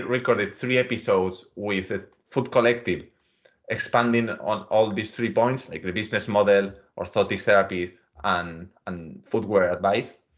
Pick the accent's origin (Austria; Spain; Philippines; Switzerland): Spain; Mediterranean coast; I come from the Mediterranean coast of Spain